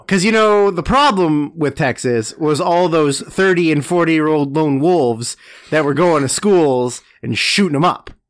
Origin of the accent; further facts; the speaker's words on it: Canada; also born or lived in Vancouver; growing up in Canada, which is wild, considering we live in Canada